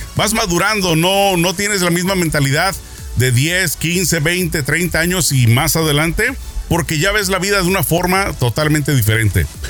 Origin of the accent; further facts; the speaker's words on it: Mexico; no todos los mexicanos hablamos fresa